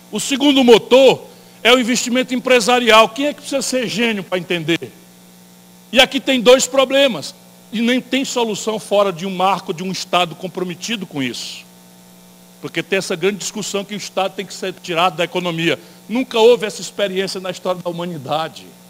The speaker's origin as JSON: {"language": "Portuguese", "region": "interior of Ceará", "country": "Brazil", "said": "eu venho do interior do Ceará"}